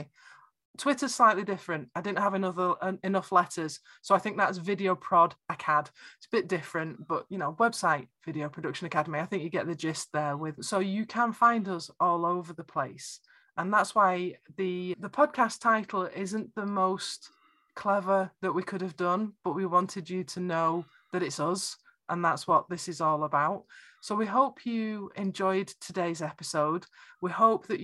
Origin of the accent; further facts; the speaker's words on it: Warrington, North West England, United Kingdom; accent: Lancashire; moved away as an adult; now in Northeast Scotland, United Kingdom; which is where I'm from.